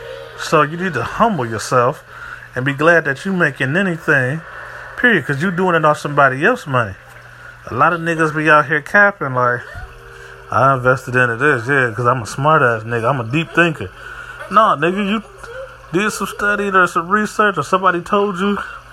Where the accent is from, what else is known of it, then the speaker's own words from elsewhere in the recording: Midwest, United States; also born or lived in East Coast; I come from the Midwest and the East Coast where niggas really hungry at.